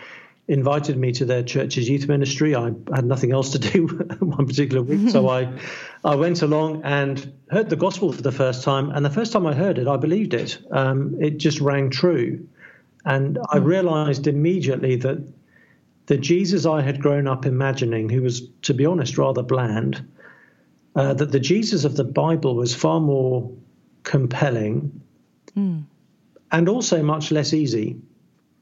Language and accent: English; South East England, United Kingdom; I'm English. I grew up in the southeast of England.